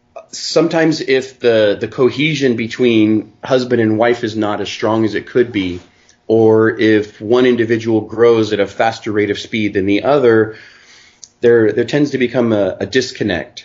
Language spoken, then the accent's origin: English; Pacific Northwest, Washington, United States; moved away as an adult; I was raised in the Pacific Northwest of Washington State in the United States